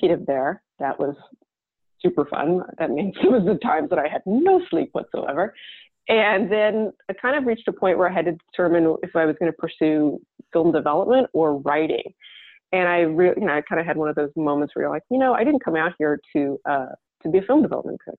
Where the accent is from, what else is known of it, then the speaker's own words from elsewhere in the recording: Tulsa, Oklahoma, United States; moved away as an adult; also born or lived in Riverside, California / Los Angeles, California; I grew up in Tulsa, Oklahoma